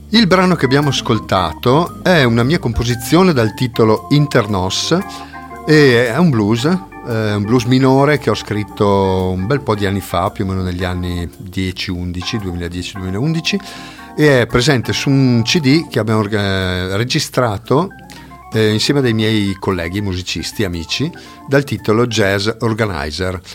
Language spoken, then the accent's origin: Italian; Tesero, Trentino-Alto Adige, Italy; della banda musicale di Tesero, del mio paese